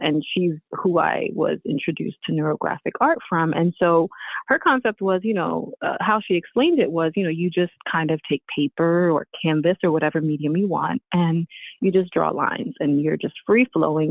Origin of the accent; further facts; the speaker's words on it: Philadelphia, Pennsylvania, United States; also born or lived in Houston, Texas; I was growing up in North Philly, no TV.